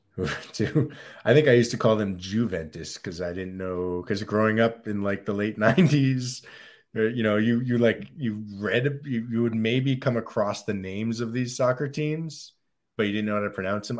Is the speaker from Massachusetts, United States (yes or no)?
yes; Southeastern Massachusetts, United States; moved away as an adult; also born or lived in New York; I was in high school in Southeastern Massachusetts